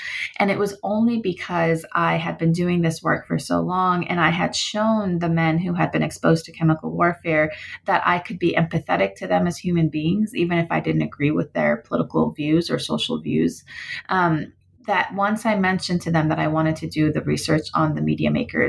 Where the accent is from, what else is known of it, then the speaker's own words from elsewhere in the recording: United States; my family background is Iranian, although I grew up in the United States